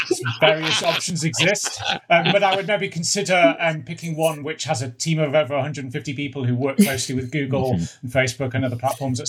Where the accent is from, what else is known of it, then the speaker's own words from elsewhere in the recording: United Kingdom; I'm heading from the UK.